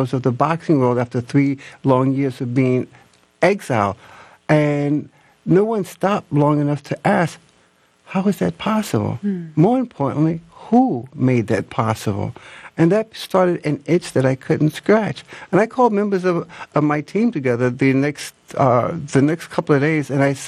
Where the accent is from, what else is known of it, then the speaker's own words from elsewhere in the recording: New York, United States; now in Atlanta, United States; I'm originally from Harlem, New York, but I was here in the city of Atlanta